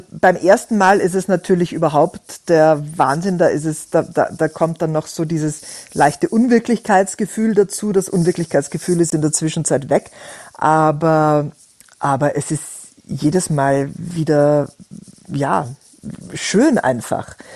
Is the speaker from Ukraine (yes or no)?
no; Austria; accent: Austrian; Ich bin Österreicherin, das würde man durchaus auch immer mithören.